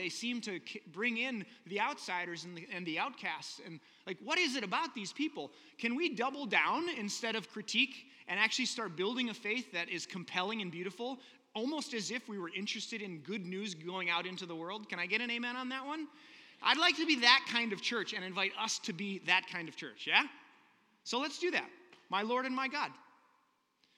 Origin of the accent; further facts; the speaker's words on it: United States; American Western Christians